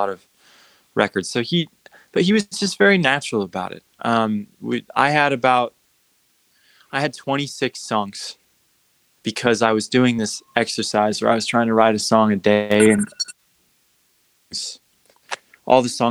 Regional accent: Utah, United States; moved away as an adult; now in Los Angeles, United States; I'm from Utah. I just moved to LA, 4 years

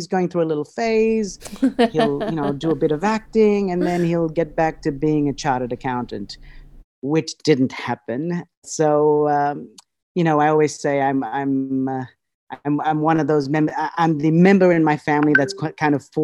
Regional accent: Australia; also born or lived in Fiji / United States; I was born in Fiji, and then we moved to Australia. So my childhood was, a bit of my childhood was spent in Fiji, and then the rest, and then I pretty much grew up in Australia.

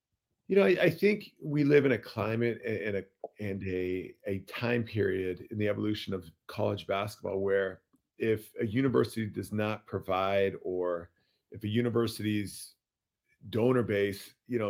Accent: Danville, California, United States; I grew up in Danville

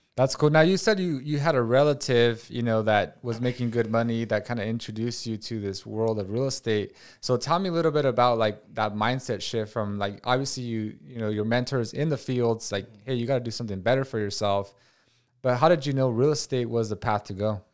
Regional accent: Watsonville, California, United States; moved away; I grew up in Watsonville, where it's like ninety five percent Hispanic

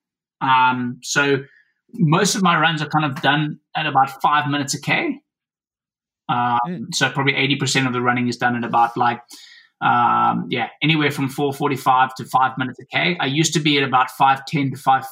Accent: South Africa; I come from South Africa

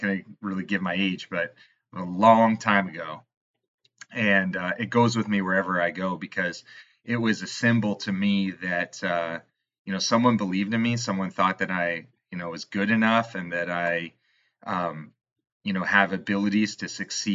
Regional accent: Canada; I'm Canadian

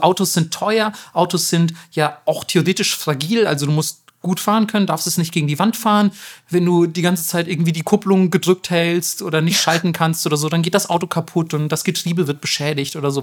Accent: Germany; damals schon als Kind in Deutschland

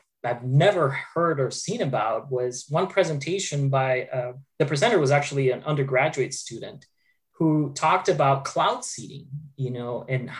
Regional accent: Argentina; moved away as an adult; now in Boca Raton, United States; I grew up in Argentina.

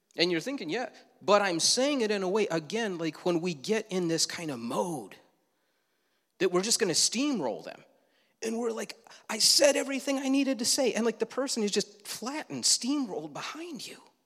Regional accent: Leroy, United States; Growing up in Leroy, many yards had these hay bales with a bullseye

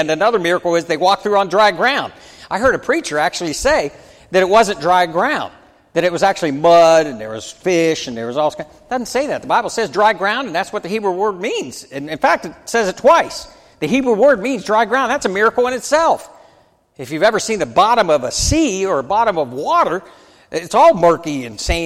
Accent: United States; As an American

